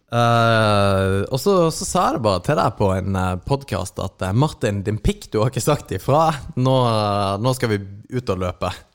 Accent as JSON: {"language": "Norwegian", "town": "Kristiansand", "region": "Agder", "country": "Norway", "moved": "yes", "said": "Jeg er da tilflytteren fra Kristiansand"}